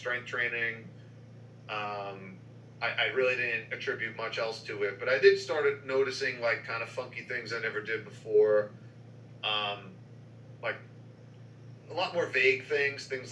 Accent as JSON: {"language": "English", "town": "New York City", "region": "New York", "country": "United States", "tie": "born or raised there", "said": "I grew up in New York City"}